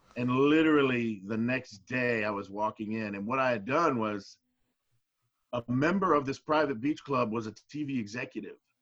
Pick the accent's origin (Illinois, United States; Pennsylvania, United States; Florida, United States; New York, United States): Florida, United States; Miami; also born or lived in California; I grew up in Miami, Florida. Uh, I was a transplant from California. I was born there, but uh, we moved to Florida early on. I was about four